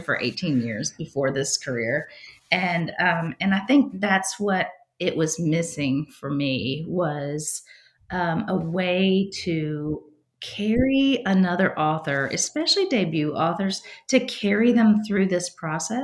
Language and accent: English; Virginia, United States; moved away as an adult; now in Nashville, United States; growing up in Virginia, I lived about 3.5 hours drive from the Outer Banks